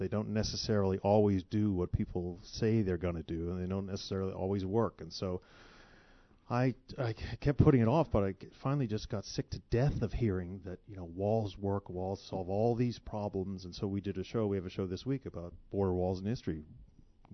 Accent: Toledo, Ohio, United States; moved away as an adult; also born or lived in California / Melbourne / Oxford; I was born in Toledo

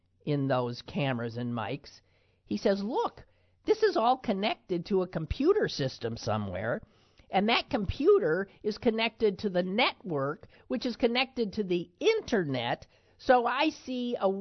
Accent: Green Bay, Wisconsin, United States; my hometown, Green Bay, Wisconsin

